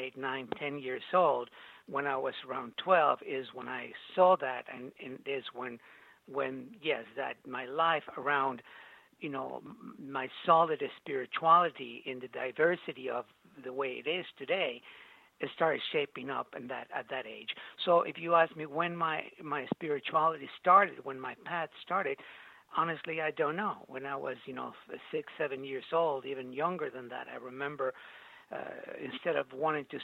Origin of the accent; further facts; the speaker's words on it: Mexico City, Mexico; also born or lived in Veracruz; I was born in Mexico City